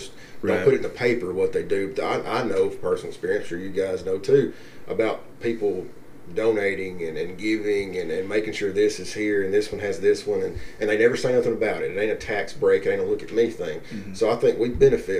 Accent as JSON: {"language": "English", "country": "United States"}